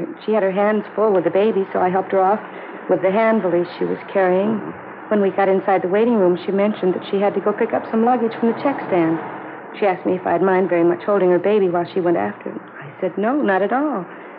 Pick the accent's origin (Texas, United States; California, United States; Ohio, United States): Ohio, United States; Cincinnati; Oh, no. I'm from Cincinnati. I got on the bus there and then went down to Dallas.